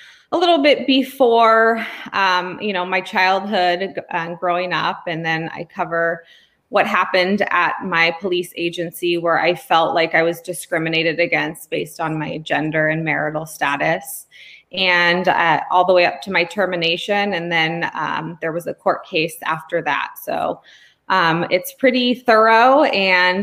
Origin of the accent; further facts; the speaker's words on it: California, United States; also born or lived in Pennsylvania; I am from California